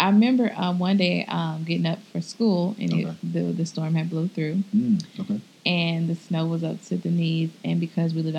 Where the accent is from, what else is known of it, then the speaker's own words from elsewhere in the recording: Midwest, United States; now in Texas, United States; I grew up in the snow. I'm from the Midwest